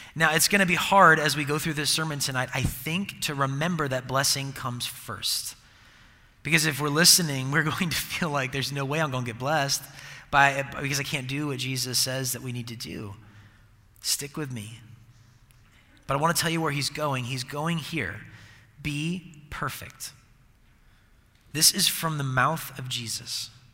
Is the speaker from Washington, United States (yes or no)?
yes; Seattle, Washington, United States; I'm from Seattle and I'm a Seahawks fan